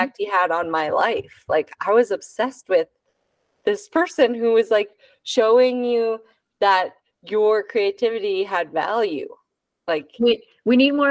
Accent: San Jose, California, United States; I grew up in San Jose over here.

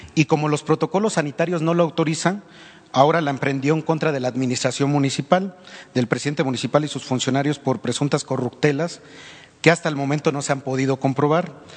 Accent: Veracruz, Mexico; yo soy originario de Veracruz

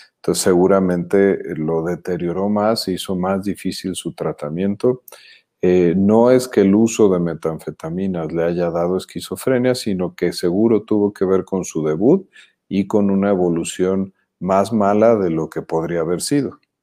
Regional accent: Jalisco, Mexico; now in Mexico City, Mexico; somos jalisquillos avecindados en la Ciudad de México, somos chilangos ya desde hace un rato

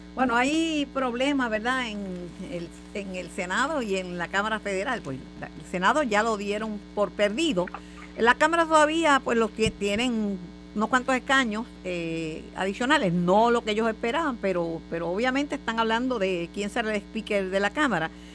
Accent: Puerto Rico; como puertorriqueña y como, como amante de, de esta patria

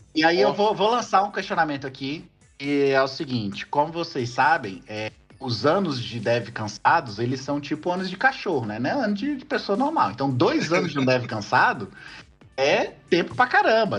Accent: Bahia, Brazil; eu sou baiano

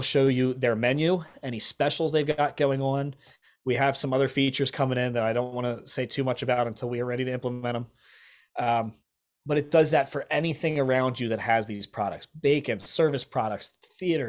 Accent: Lancaster, Pennsylvania, United States; I'm from Lancaster

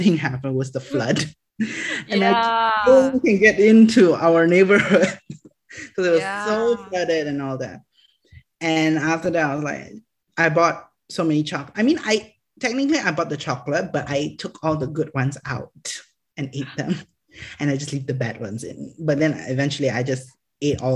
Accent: Selangor, Malaysia; also born or lived in Johor Bahru; Selangor, my hometown.

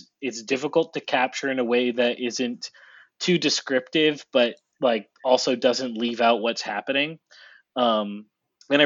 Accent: New England, United States; I'm from New England and I grew up, in a Patriots household

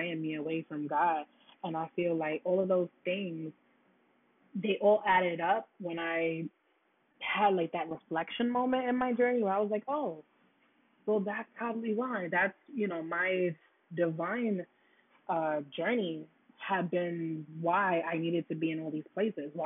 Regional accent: New York City, New York, United States; also born or lived in Florida; I'm from Brooklyn

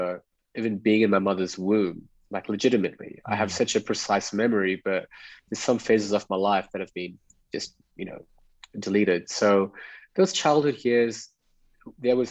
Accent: Perth, Western Australia, Australia; moved away as an adult; also born or lived in Mumbai, India / Dubai / Bali / Greece; I was born in Bombay. It's called Mumbai, now India. A family moved to Australia when I was 5 years old. And I was recollecting the memory when we were actually arriving on a Singapore Airlines flight into Perth, Western Australia.

